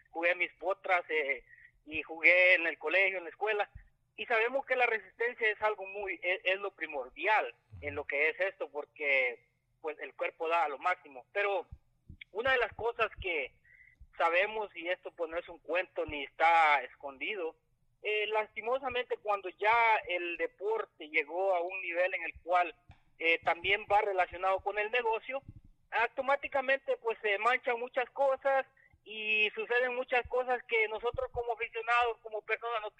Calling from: Houston, Texas, United States; soy acá de Houston, Texas.

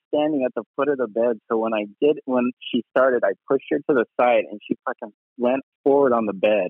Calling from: Los Angeles, California, United States; Los Angeles.

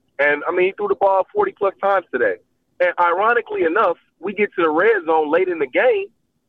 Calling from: Nashville, Tennessee, United States; Hey, … from Nashville.

